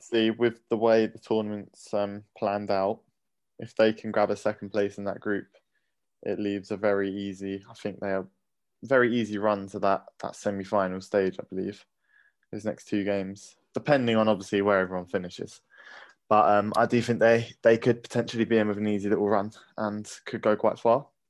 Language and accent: English; England, United Kingdom